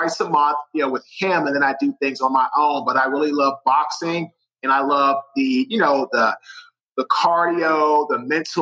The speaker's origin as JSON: {"language": "English", "town": "Washington", "region": "District of Columbia", "country": "United States", "moved": "yes", "lives_now": "Raleigh, United States", "said": "I am from Washington, D.C."}